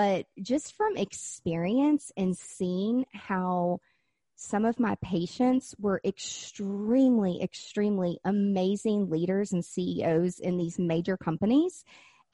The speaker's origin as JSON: {"language": "English", "town": "Nashville", "region": "Tennessee", "country": "United States", "also_born_or_lived": "Florida", "moved": "yes", "said": "I've lived in Florida and I'm from Nashville, Tennessee"}